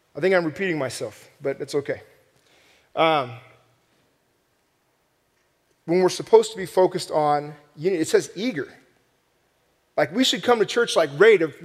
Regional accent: Southern California, United States; I'm from Southern California

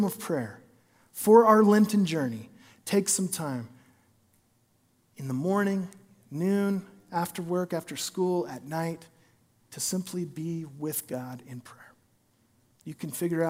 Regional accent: Philomath, Oregon, United States; I'm from Philomath, Oregon

